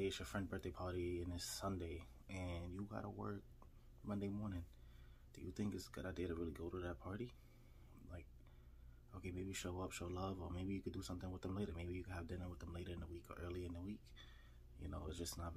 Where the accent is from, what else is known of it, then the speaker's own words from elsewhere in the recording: New York City, New York, United States; I'm from New York City